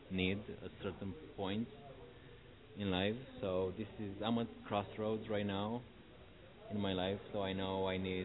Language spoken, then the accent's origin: English; Romania; moved away; I'm from Romania.